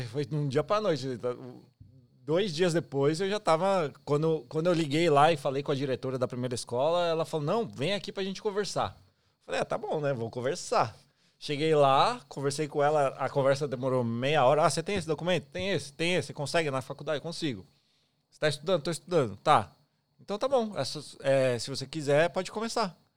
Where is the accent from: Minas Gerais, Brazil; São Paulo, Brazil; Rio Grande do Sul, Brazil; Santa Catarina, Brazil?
São Paulo, Brazil; moved away as an adult; also born or lived in Taboão da Serra; now in Australia; eu sou de São Paulo mesmo, capital, é, capital é, mas eu morei muito tempo no município de Taboão da Serra